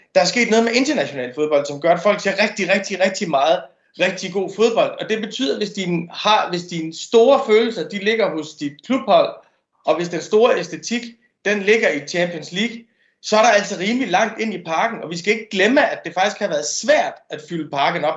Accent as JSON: {"language": "Danish", "country": "Denmark", "said": "som dansker"}